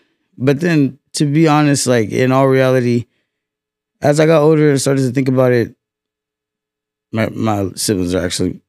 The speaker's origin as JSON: {"language": "English", "town": "Fresno", "region": "California", "country": "United States", "said": "I'm from Fresno, the West Side. Dirty Dub"}